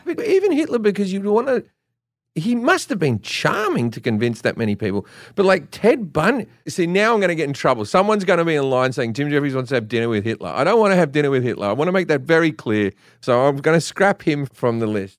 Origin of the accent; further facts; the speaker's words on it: Australia; I'm Australian